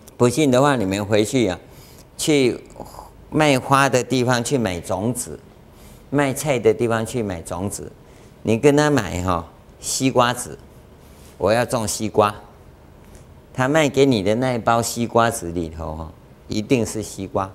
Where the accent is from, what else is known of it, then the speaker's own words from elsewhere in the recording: Yilan County, Taiwan; 同样讲台语呀，我们是宜兰人